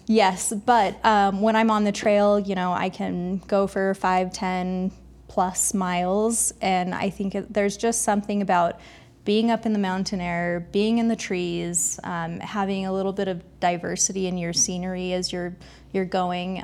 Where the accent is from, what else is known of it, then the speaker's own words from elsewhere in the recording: Mesa, Arizona, United States; now in Park City, United States; I grew up in Mesa, Arizona